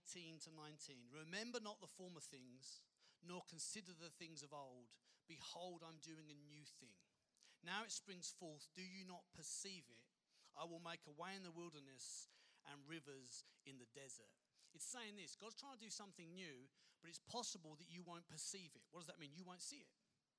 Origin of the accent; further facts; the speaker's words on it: United Kingdom; moved away as an adult; also born or lived in London / Kent / Dorset; now in Perth, Australia; I grew up in London and Kent in the UK.